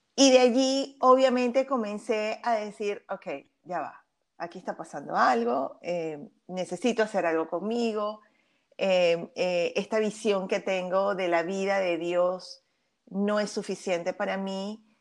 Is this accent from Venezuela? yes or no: yes; Venezuela; soy venezolana de nacimiento